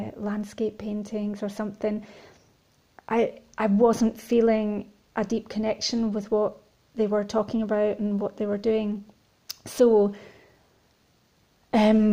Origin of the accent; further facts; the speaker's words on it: Scotland, United Kingdom; growing up in Scotland and rurally